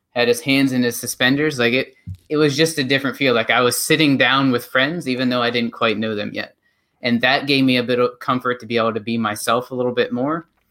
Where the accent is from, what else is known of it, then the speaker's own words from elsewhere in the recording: North Central Pennsylvania, United States; moved away as an adult; I am originally from North Central Pennsylvania